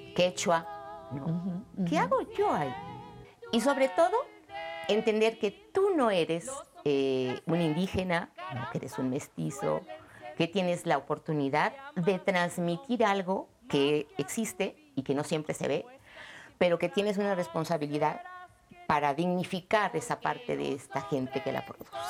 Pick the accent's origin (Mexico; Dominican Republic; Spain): Mexico; me ha formado como mexicana, como mujer, como mamá